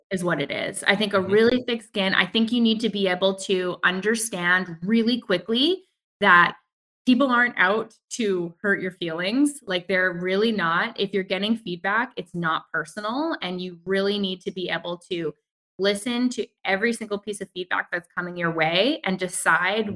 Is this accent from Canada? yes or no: yes; Vancouver, British Columbia, Canada; growing up in Vancouver and being good Vancouverites